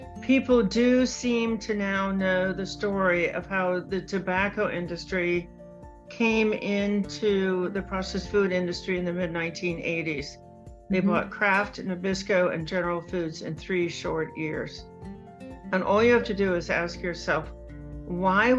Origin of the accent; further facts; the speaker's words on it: Cincinnati, Ohio, United States; moved away; my hometown of Cincinnati